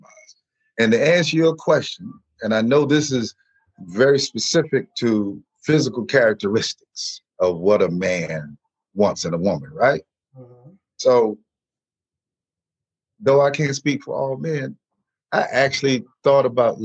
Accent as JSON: {"language": "English", "town": "New Bern", "region": "North Carolina", "country": "United States", "also_born_or_lived": "Newport News, Virginia / Los Angeles", "moved": "yes", "said": "I'm originally from New Bern, North Carolina, proud country boy, but by way of Newport News, the 757"}